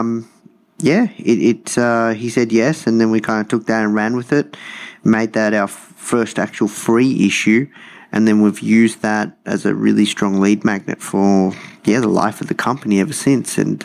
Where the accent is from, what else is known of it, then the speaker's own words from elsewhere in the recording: Melbourne, Victoria, Australia; I grew up uh, in hometown Melbourne, uh, in the suburbs or the burbs